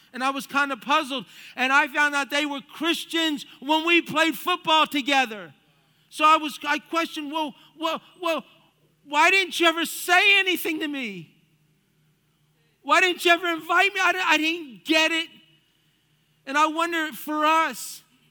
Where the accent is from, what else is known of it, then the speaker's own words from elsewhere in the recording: United States; also born or lived in South Florida; I was the firstborn of five, and we grew up here in the United States of America